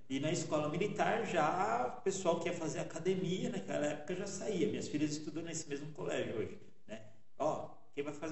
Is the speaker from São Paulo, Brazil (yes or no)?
yes; São Paulo, Brazil; Eu sou de São Paulo. Sou de São Paulo. É, eu até costumo dizer que eu sou o caipira de São Paulo. né?